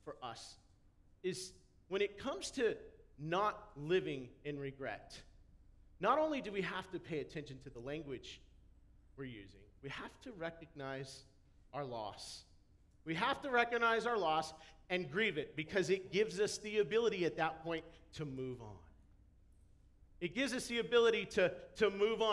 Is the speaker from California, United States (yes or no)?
yes; Chino, California, United States; I grew up in Chino